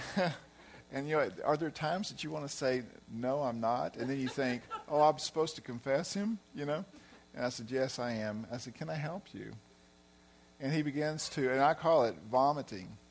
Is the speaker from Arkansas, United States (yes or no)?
yes; Arkansas, United States; moved away as an adult; I'm from Arkansas, so I have an accent too